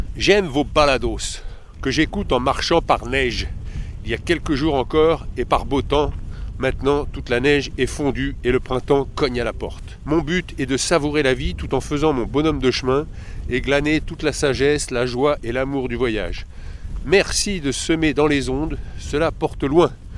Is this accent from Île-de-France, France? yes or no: yes; Paris, Île-de-France, France; je suis de Paris